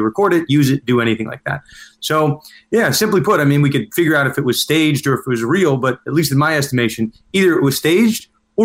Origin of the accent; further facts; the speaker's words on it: New York, United States; I'm from New York.